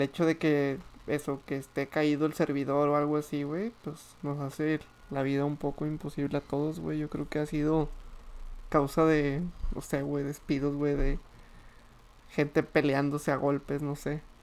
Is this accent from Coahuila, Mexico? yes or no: yes; Torreón, Coahuila, Mexico; moved away as an adult; trabajo fuera de mi ciudad natal país natal